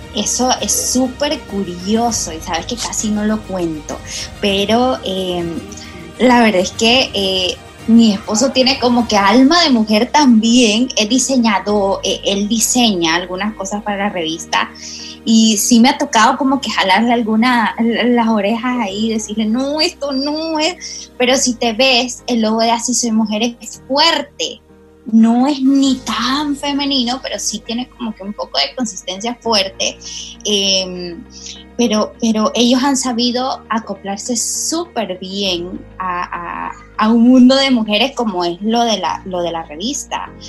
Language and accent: Spanish; El Salvador; moved away as an adult; now in Panama; yo soy salvadoreña